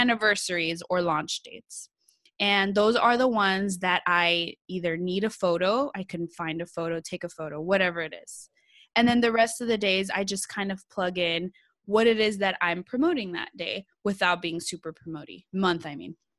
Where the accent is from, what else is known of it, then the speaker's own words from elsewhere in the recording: San Jose, California, United States; I'm from California. I'm from San Jose, Bay Area, like, we say hella out here